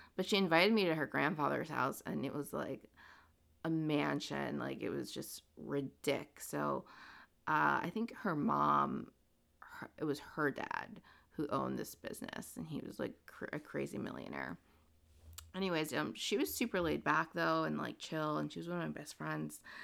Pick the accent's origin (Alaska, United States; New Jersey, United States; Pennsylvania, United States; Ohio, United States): New Jersey, United States; Princeton; I was born in Princeton, New Jersey to immigrant parents. My parents came from Guatemala and they settled in Princeton and I went to elementary school in Princeton